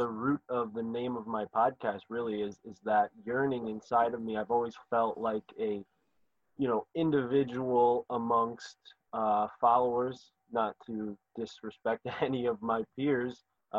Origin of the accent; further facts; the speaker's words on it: San Mateo, California, United States; Yeah, I grew up in San Mateo.